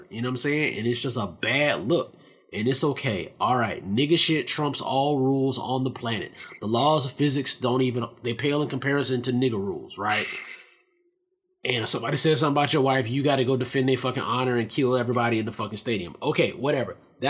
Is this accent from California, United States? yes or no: no; Nashville, Tennessee, United States; I don't know the cardinal directions in Tennessee and how that means anything. I'm from West Nashville or whatever it is.